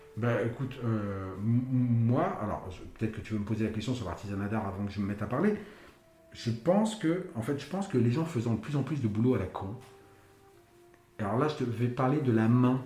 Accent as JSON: {"language": "French", "town": "Paris", "region": "Île-de-France", "country": "France", "tie": "born or raised there", "said": "Je suis parisien de naissance, je suis parisien d'habitation"}